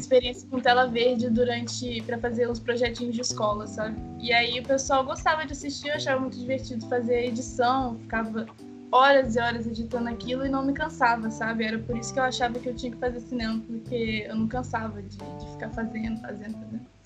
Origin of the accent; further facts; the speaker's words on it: Itatiaia, Rio de Janeiro, Brazil; eu sou do Rio de Janeiro, no interior, de Itatiaia